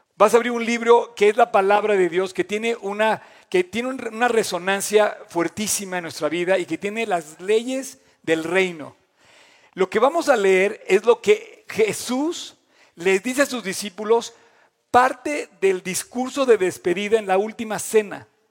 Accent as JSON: {"language": "Spanish", "country": "Mexico", "said": "como mexicanos"}